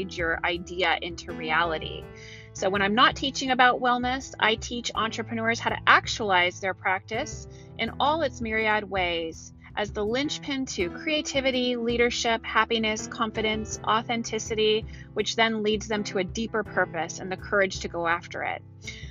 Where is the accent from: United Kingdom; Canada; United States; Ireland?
United States; Silicon Valley, California; moved away; I'm from Silicon Valley